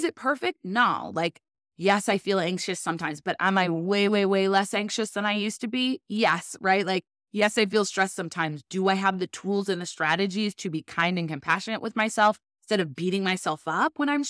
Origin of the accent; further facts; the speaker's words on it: Pasadena, California, United States; moved away as an adult; now in Chicago, United States; I am from Pasadena. It's just outside of L.A., so just north of downtown L.A., and it's where the Rose Bowl is. As a point of reference, I actually kind of grew up across the street from the Rose Bowl.